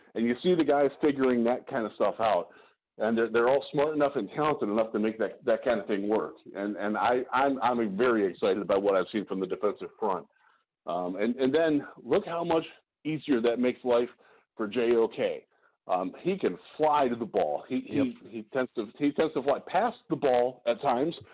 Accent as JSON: {"language": "English", "town": "Cleveland", "region": "Ohio", "country": "United States", "said": "I'm from, I'm from Cleveland"}